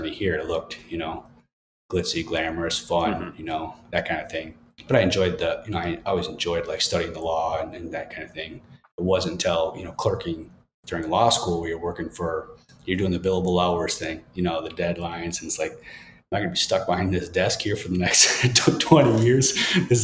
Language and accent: English; Rapid River, Michigan, United States; also born or lived in Chicago, Illinois; I grew up in a little town called Rapid River, unincorporated town, probably a population of about 4,000 people